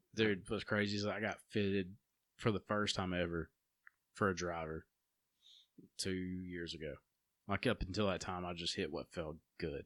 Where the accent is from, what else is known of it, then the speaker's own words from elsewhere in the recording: United States; the Walker County I grew up